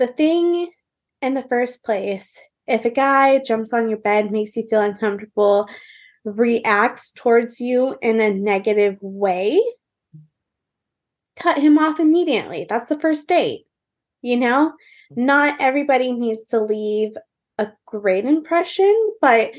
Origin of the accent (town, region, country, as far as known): Orange County, California, United States; born or raised there; also born or lived in Newport Beach / Tustin / Irvine / San Clemente